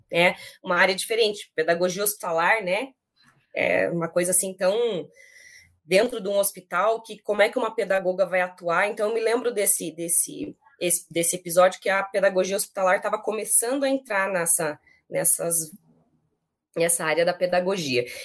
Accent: São Paulo, Brazil; born there; also born or lived in interior of Paraná; now in Curitiba, Brazil; sou nascida em São Paulo, morei um tempo no interior de São Paulo, esse or da gente puxado é do interior da vida, morei no interior do Paraná também, antes de vir para Curitiba, né?

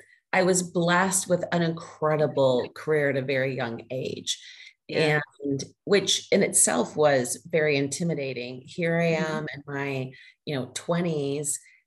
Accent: Southern United States, United States; accent: Southern; I worked with a voice coach to help reduce my Southern accent at the time.

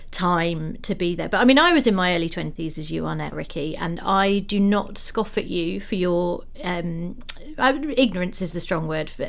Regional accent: Croydon, London, United Kingdom; I grew up in Croydon.

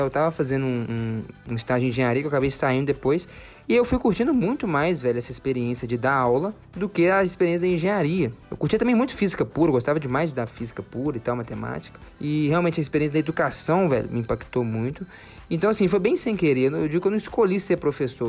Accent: Minas Gerais, Brazil; sou aqui de Minas Gerais

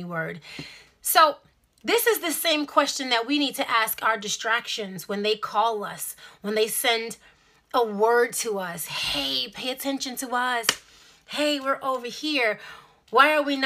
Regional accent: New York City, New York, United States; I'm from Brooklyn

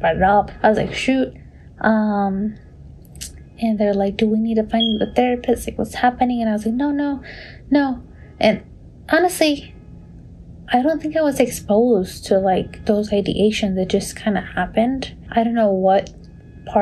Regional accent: Long Island, New York, United States; I was born and raised in Long Island, New York as a Salvadoran American

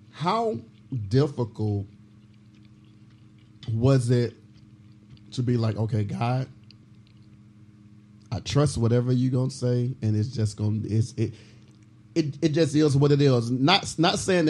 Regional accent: Mississippi, United States; now in Dallas, United States; I am from Mississippi

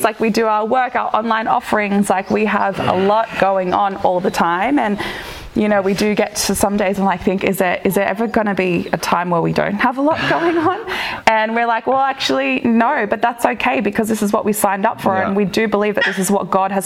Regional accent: Campbelltown, New South Wales, Australia; moved away as an adult; also born or lived in France; I live next door to my parents. Like, that's where my family house was. I grew up in that house, and that was my area

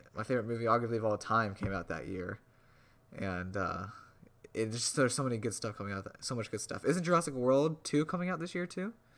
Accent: suburb of Indianapolis, United States; moved away; I grew up in a really large suburb where I could pretty much see the Indianapolis skyline

